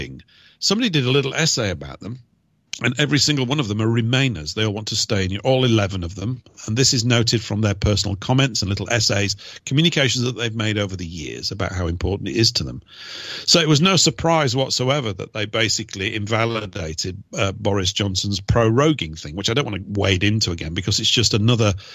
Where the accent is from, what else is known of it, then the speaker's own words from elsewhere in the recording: United Kingdom; I'm a British person